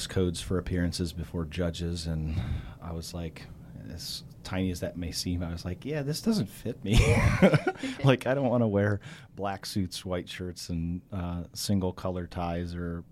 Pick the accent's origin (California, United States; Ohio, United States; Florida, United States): Ohio, United States; Alliance; I was born and raised in Alliance, Ohio, and spent my whole life so far in the 77 North Corridor.